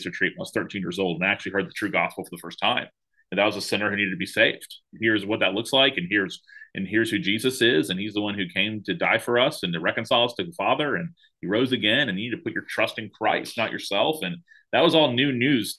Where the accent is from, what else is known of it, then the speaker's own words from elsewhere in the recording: Tallahassee, Florida, United States; I wanted to be a pastor in my hometown of Tallahassee, Florida